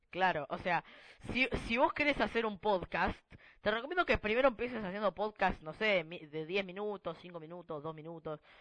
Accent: Argentina; somos de Argentina

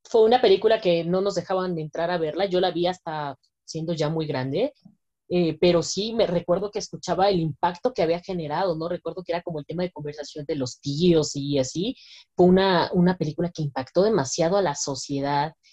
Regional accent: Mexico; como mexicanos podemos sentirnos completamente orgullosos

